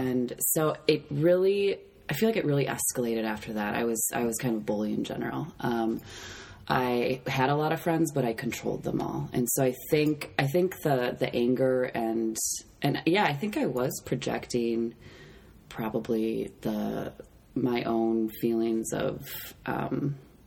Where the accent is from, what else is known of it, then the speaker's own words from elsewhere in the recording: St. Paul, Minnesota, United States; I grew up in St. Paul, Minnesota, in the city